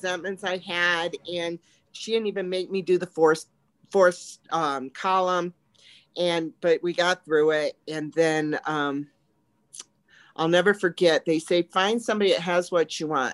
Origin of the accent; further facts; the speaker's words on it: the North, United States; moved away as an adult; also born or lived in Texas; I'm from the north